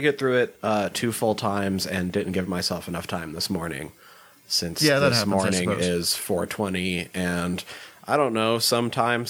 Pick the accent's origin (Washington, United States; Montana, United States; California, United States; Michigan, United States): Montana, United States; small town; also born or lived in Dillon, Montana; I am from small town Montana. Very small town. Much smaller than Letterkenny.